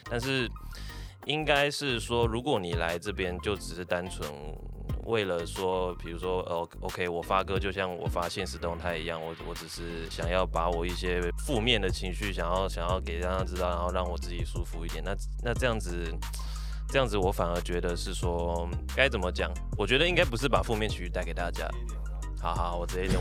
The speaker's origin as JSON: {"language": "Chinese", "region": "Kaohsiung", "country": "Taiwan", "tie": "born or raised there", "said": "我是土生土长高雄人啊对，诶，然后我，对，国高中都在高雄，然后大学的时候我转过两，两间学校，一，一间是高一，一间是高四，啊，都在高雄"}